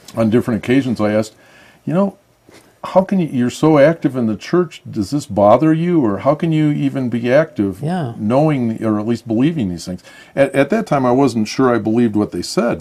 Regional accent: near the University of Michigan, United States; also born or lived in Switzerland / Ann Arbor, Michigan; I grew up near the University of Michigan

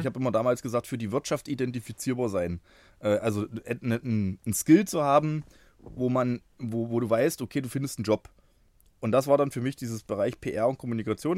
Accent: Bernburg, Saxony-Anhalt, Germany; moved away as an adult; also born or lived in Halle (Saale); now in Halle, Germany; Bin, ähm, geboren in Bernburg. Das ist gar nicht so weit weg von hier. Bin aber jetzt seit, äh, fast mehr als zwanzig Jahren hier in Halle unterwegs

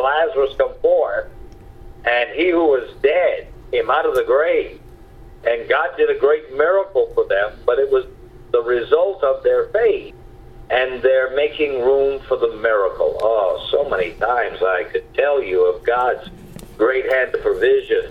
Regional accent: Caribou, Maine, United States; when I was just a child growing up in Caribou, Maine

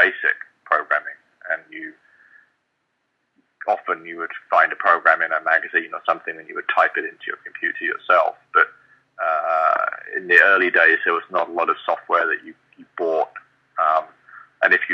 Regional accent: London, United Kingdom; also born or lived in Birmingham; My family, though, is many generations of Londoner, and I spent most of my life in London

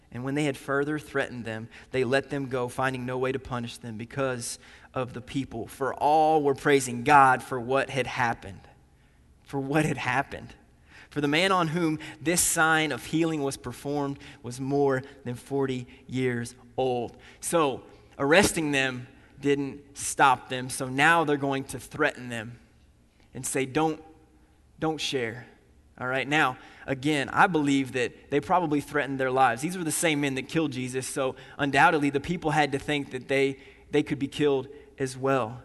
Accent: Indiana, United States; also born or lived in Nashville, Tennessee; I grew up here in Indiana

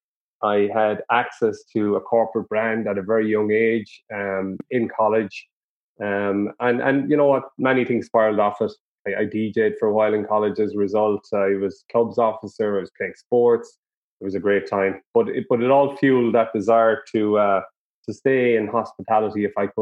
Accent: Charleville, Munster, Ireland; I'm from North Cork originally, Charleville.

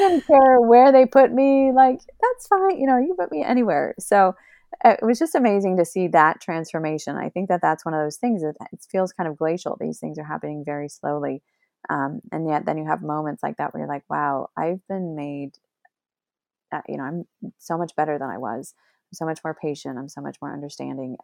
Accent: Oregon, United States; moved away; I grew up in Oregon and I could go to the mountains anytime I wanted

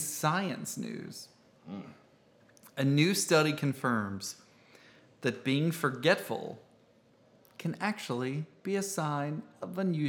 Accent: Indiana, United States; Actually, I grew up in Indiana.

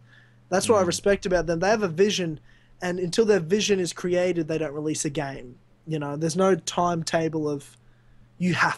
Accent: Australia; I'm Australian

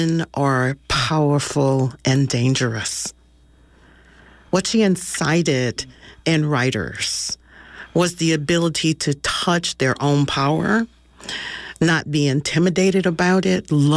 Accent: the South, United States; as a Southern Black woman

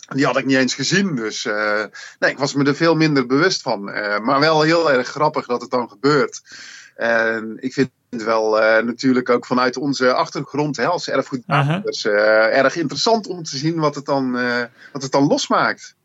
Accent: North Brabant, Netherlands; we herkennen zelf als Brabanders

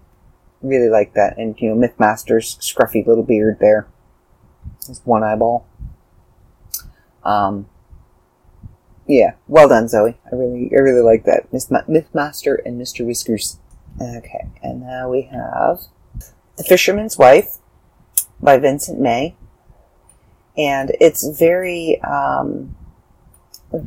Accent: Canada; I'm Canadian

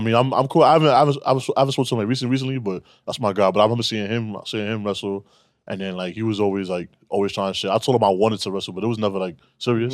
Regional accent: New York City, New York, United States; I grew up in Harlem

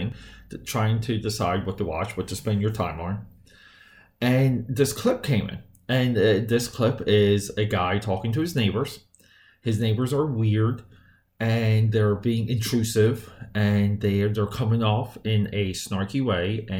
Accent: New Jersey, United States; New Jersey. That's my hometown. All of New Jersey is my hometown

